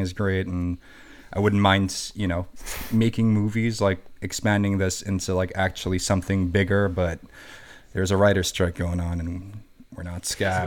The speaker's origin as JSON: {"language": "English", "country": "Germany", "tie": "born or raised there", "second_language": "English", "moved": "as an adult", "lives_now": "New York, United States", "said": "I went to an international school in Germany, so I learned English from a, from a young age."}